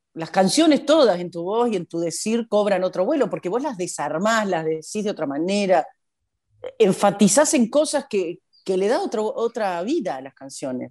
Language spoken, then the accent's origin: Spanish; Paysandú, Uruguay; moved away as an adult; also born or lived in Argentina; yo de Paysandú